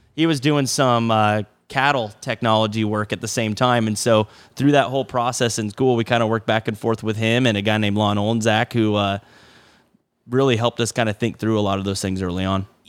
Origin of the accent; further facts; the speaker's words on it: Oskaloosa, Iowa, United States; also born or lived in Kinston, North Carolina / Pella, Iowa; I grew up in Oskaloosa, uh, went to school in Pella, two for high school, and then, uh, was actually born in Kinston, North Carolina.